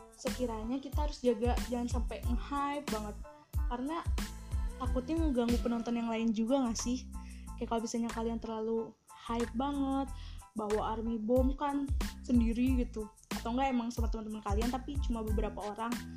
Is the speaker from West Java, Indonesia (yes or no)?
yes; Bandung, West Java, Indonesia; aku asalnya Bandung